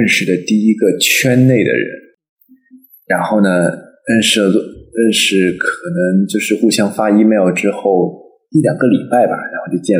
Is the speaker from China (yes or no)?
yes; Suzhou, Jiangsu, China; 是来自苏州的